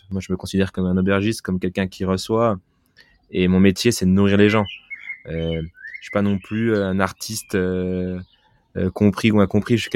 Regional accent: France; on est français, on est fêtard, on, aime, on aime la bouffe

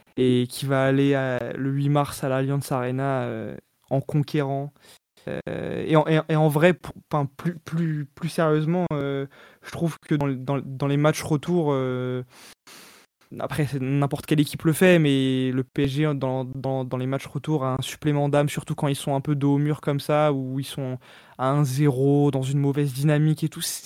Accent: Île-de-France, France; also born or lived in Paris; je suis né à Paris, j'ai grandi en Ile-de-France

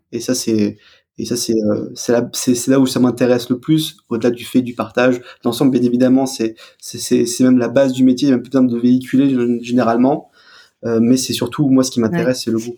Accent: Alsace, Grand Est, France; je suis alsacien, je viens

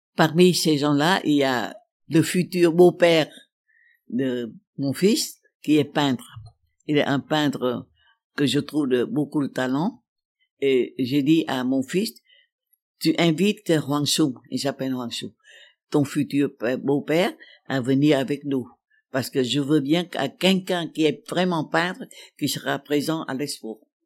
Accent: Thua Thien Hue, Vietnam; also born or lived in Paris, France; la nostalgie incroyable du soleil du Vietnam. Je pensais à la rivière de parfums de ma terre natale

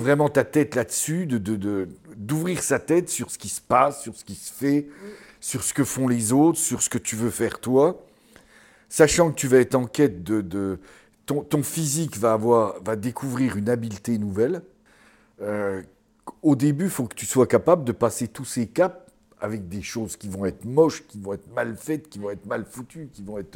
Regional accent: Mont d'Or area, Bourgogne-Franche-Comté, France; ça c'est ma région natale

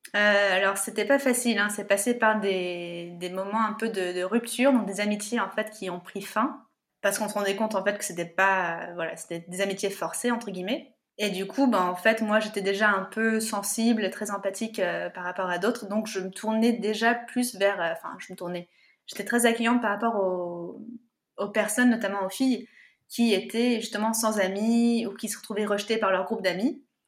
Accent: Yvelines, Paris region, Île-de-France, France; also born or lived in United States; Alors moi, je suis née aux États-Unis. Je suis arrivée dans la région parisienne, euh, dans les Yvelines, à mes trois ans

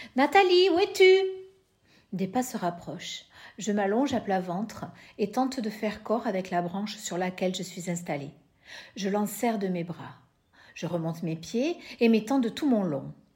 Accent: Lot-et-Garonne, Nouvelle-Aquitaine, France; now in Bayonne, France; je suis née dans le Lot-et-Garonne, je vis à Bayonne

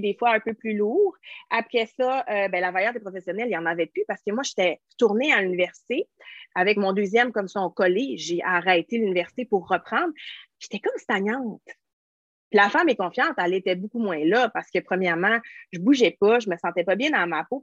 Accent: Quebec, Canada; moi, je suis québécoise

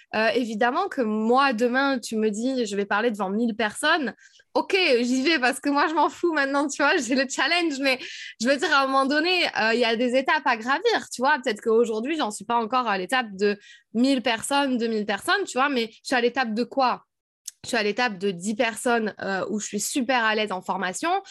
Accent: south of France, France; moved away as an adult; also born or lived in Paris / Switzerland / United States; je viens du sud de la France

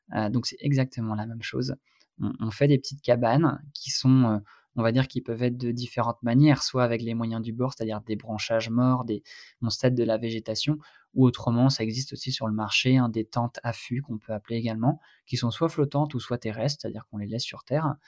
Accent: Brittany, France; par chez moi en Bretagne

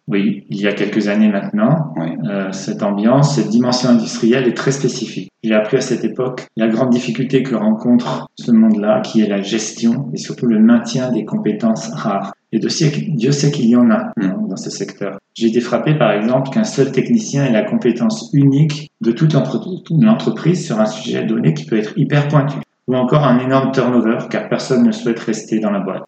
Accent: France; moved away as an adult; also born or lived in England / Moscow, Russia; passer de l'anglais au russe quand on est français

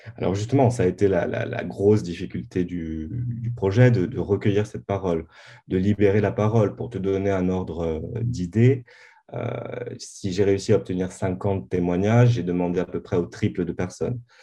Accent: Bastia, Corsica, France; moved away as an adult; je suis né, et j'ai grandi à Bastia

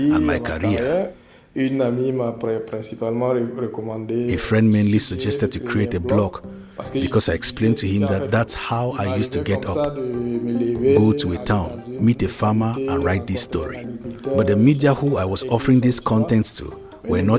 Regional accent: Fada N'Gourma, Est, Burkina Faso; a stone's throw away from Fada Ngoma, my hometown

